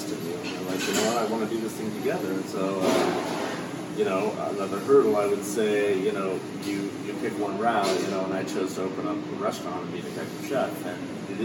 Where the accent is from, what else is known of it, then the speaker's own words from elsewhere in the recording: Redding, California, United States; moved away as an adult; I'd moved away from my hometown, which is Redding, California, far up north, and I moved down here